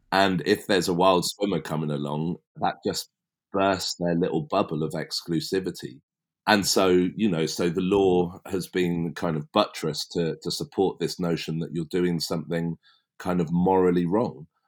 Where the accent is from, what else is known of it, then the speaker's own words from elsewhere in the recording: West Berkshire, South East England, United Kingdom; it all started for me as a kid growing up in West Berkshire